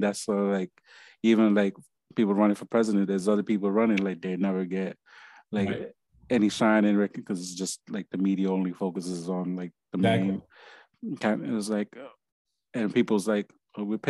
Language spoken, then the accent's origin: English; New York, United States; moved away; I'm from New York